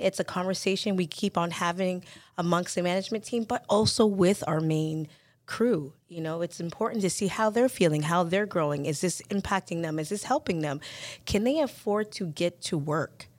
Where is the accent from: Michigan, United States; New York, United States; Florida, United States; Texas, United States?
Florida, United States; the South; moved away; growing up in the South, in Fl, in the U S